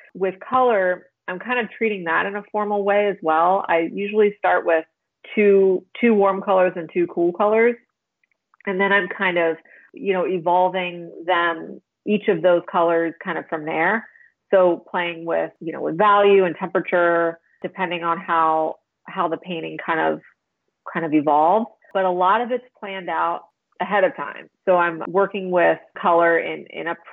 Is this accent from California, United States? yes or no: no; Pennsylvania, United States; moved away as an adult; also born or lived in Chicago; now in Wilmington, United States; I'm from Pennsylvania